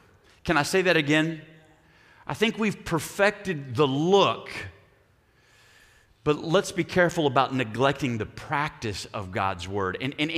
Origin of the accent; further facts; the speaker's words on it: Oklahoma, United States; Problem is, we're from Oklahoma.